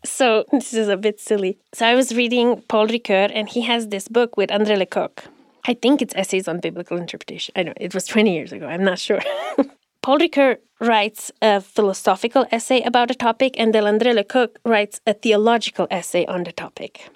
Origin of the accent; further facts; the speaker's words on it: Romania; now in United States; When I go back to Romania, I'm the American. And when I'm here, I'm the immigrant